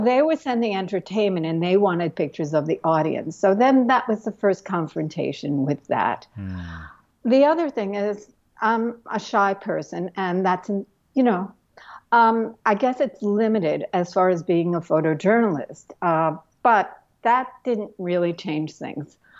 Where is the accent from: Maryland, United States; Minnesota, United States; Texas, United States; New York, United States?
New York, United States; New York City; I grew up in Brooklyn.